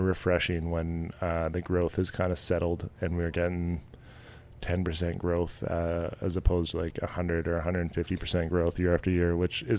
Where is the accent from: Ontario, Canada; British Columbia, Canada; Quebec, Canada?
British Columbia, Canada; Tsawwassen; we grew up on Dogwood Lane in Tawasin.